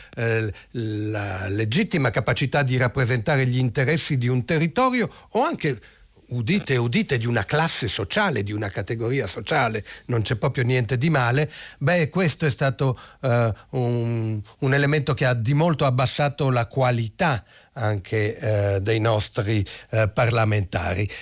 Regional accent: Italy; cittadino italiano con un nome un po' strano che arrivò da bambino all'età di tre anni

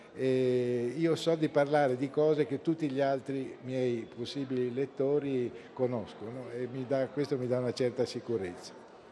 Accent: Bologna, Emilia-Romagna, Italy; now in Aquileia, Italy; quando ero ragazzino e vivevo a Bologna

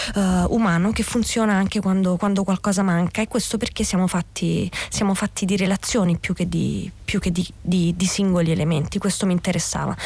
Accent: Scauri, Lazio, Italy; io sono di Scauri

